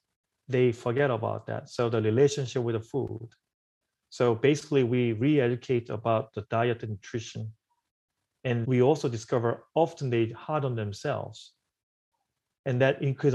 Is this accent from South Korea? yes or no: yes; South Korea; now in New York, United States; This is a part of my story too, where I came from South Korea to New York.